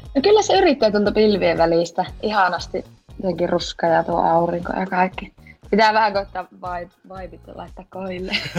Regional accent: Rovaniemi, Lapland, Finland; minä olen siis Rovaniemeltä, 24V.

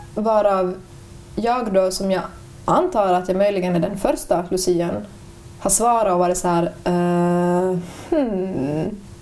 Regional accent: Ostrobothnia, Finland; jag är från Österbotten

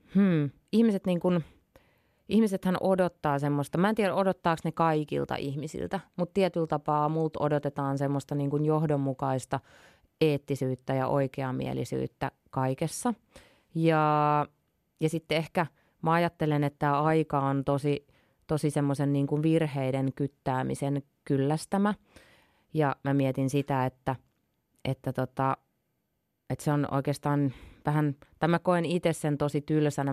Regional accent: Imatra, South Karelia, Finland; also born or lived in northern Finland; mä kasvoin tosiaan Imatralla niin kun, no mun juuret on pohjois mutta sitten muutin yhdeksänvuotiaan Imatralle

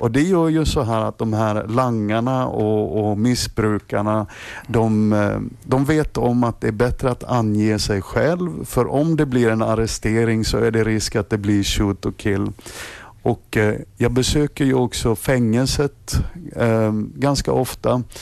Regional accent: Sweden; om, om jag som svensk lärare kan förstå de här teknikerna

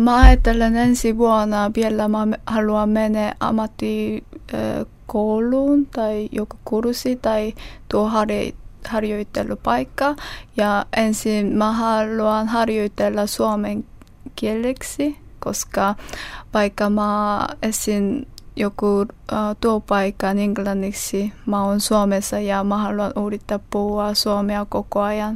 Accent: South Korea; Finnish is a second language; moved away as an adult; now in Finland; mä tulen Etelä-Koreasta

